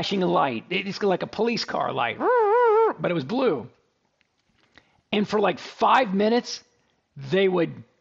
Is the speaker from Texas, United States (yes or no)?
yes; Dallas, Texas, United States; also born or lived in Houston; I'm from Dallas